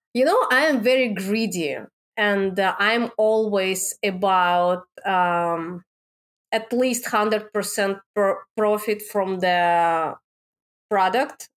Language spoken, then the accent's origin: English; Moscow, Russia; English is a second language; moved away; I born and raised in Russia. I born in Moscow in the capital.